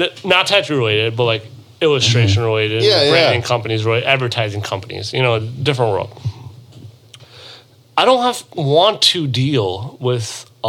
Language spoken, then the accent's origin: English; Chesterfield, Michigan, United States; English is a second language; also born or lived in Hungary; I'm from Chesterfield, Michigan. Originally from Hungary in Europe.